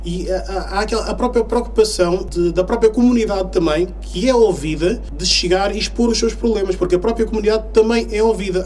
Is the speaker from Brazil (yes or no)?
no; Portugal; filho de cabo-verdianos, uh, que leva, embora tenha nascido em Portugal e sou português com muito orgulho